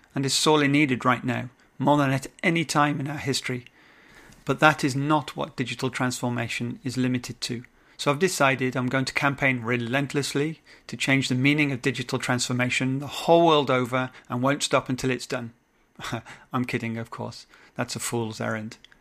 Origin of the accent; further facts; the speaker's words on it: England, United Kingdom; now in French West Indies; I'm an Englishman in the French West Indies